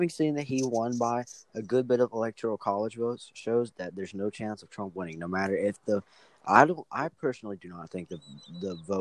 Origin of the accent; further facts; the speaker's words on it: Forest City, North Carolina, United States; I'm from Forest City, North Carolina